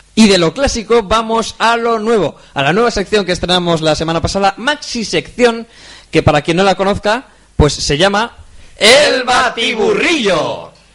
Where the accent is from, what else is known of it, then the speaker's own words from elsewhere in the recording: Spain; somos españoles de verdad